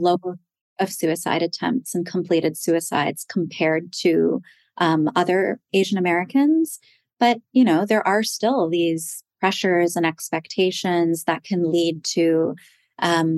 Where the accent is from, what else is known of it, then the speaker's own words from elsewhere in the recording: Toronto, Ontario, Canada; now in Manhattan, United States; I was born in Toronto